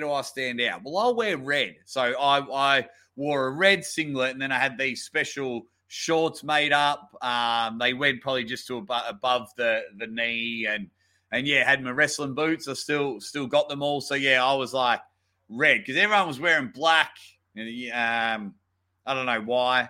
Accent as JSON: {"language": "English", "area": "near Melbourne", "region": "Victoria", "country": "Australia", "tie": "born or raised there", "said": "I was actually in my hometown. I was near Melbourne"}